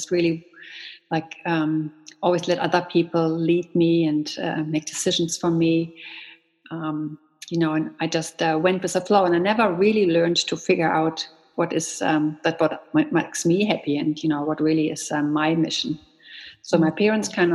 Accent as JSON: {"language": "English", "country": "Germany", "tie": "born or raised there", "moved": "as an adult", "lives_now": "Canada", "said": "I grew up in Germany."}